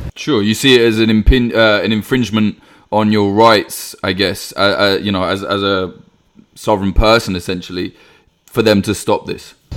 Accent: United Kingdom; a Brit

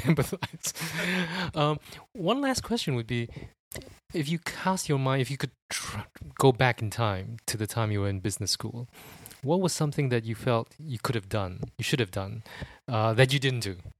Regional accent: Singapore; moved away as an adult; now in United Kingdom; I'm from Sing-, Singapore

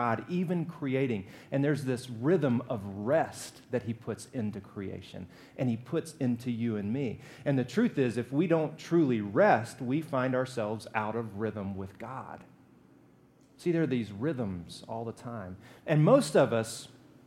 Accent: Alabama, United States; I'm from Alabama. We fry everything.

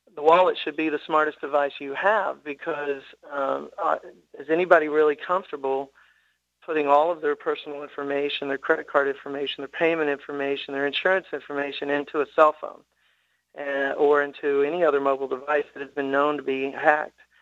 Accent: Tennessee, United States; born and raised in Tennessee

